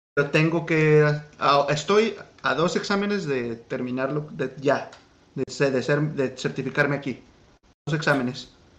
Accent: Guadalajara, Jalisco, Mexico; moved away as an adult; now in United States; soy de Guadalajara

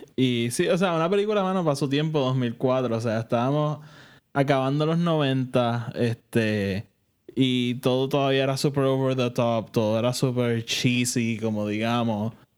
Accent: Puerto Rico; nosotros que somos de Puerto Rico

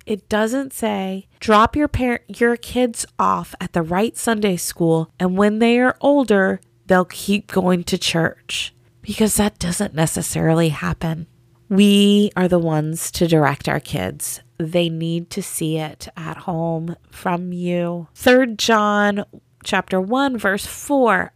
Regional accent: the South, United States; I grew up in the South, and in the South, Jesus is just a part of the culture

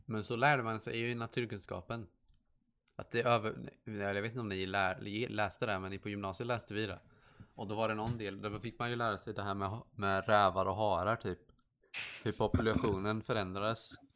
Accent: Sweden; jag är skandinavisk fast jag är från Sverige

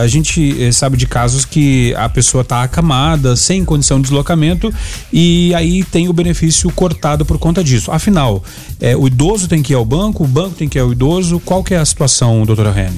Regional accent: Rio Grande do Sul, Brazil; eu sou do Rio Grande do Sul

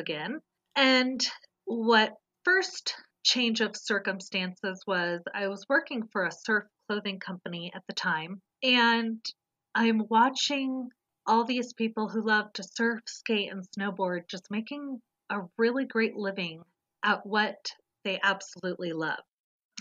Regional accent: Southern California, United States; I was a total city girl born and raised in Southern California.

